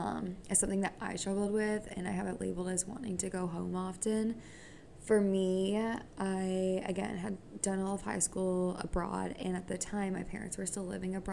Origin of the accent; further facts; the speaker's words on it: United States; on paper, I'm American. I should be like everybody else